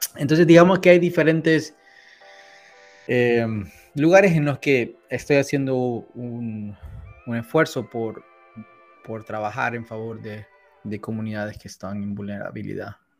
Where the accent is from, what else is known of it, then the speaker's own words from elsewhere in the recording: San Salvador, El Salvador; moved away as an adult; also born or lived in Southern California; now in Washington DC area, United States; soy salvadoreño. Eh, nací y crecí en El Salvador